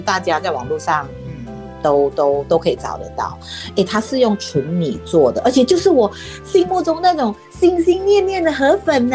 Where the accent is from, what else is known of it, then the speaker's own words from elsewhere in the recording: Penang, Malaysia; now in Taiwan; 就大家知道我是马来西亚人嘛， 而且我是马来西亚槟城人